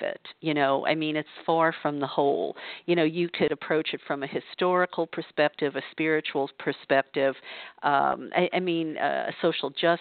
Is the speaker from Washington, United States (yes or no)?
no; New Orleans, Louisiana, United States; moved away as an adult; now in California, United States; I grew up in the Bible Belt in New Orleans, Louisiana